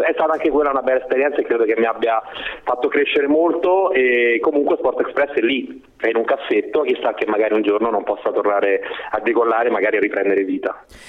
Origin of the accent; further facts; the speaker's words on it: Rome, Lazio, Italy; moved away as an adult; now in Brescia, Italy; lasciare la città dove uno è nato e cresciuto, insomma io a Roma alla fine ci ho vissuto per 39 anni